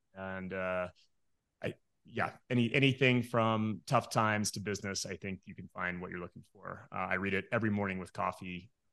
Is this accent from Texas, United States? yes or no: yes; Midland, Texas, United States; moved away as an adult; also born or lived in Denver, Colorado; now in Morrison, Colorado, United States; I was born and raised in Midland, Texas